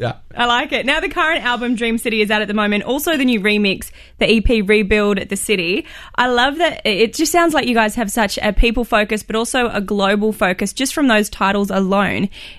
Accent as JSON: {"language": "English", "country": "Australia", "said": "I'm from Australia."}